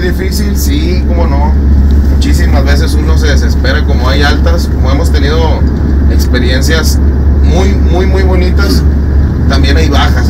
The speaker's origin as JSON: {"language": "Spanish", "region": "Sonora", "country": "Mexico", "tie": "born or raised there", "also_born_or_lived": "Ciudad Juárez, Chihuahua", "said": "Yo soy de Ciudad Juárez, pero me crié, me ah, crié allá en Sonora siempre. Desde los 12 años allá me crié"}